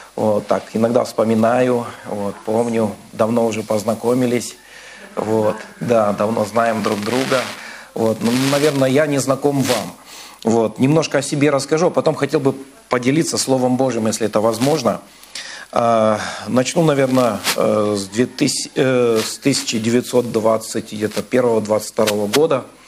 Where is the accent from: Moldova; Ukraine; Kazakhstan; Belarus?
Kazakhstan; now in Vladivostok, Russia; я сам родился в Казахстане, вырос там, вот, и в 98 году мы переехали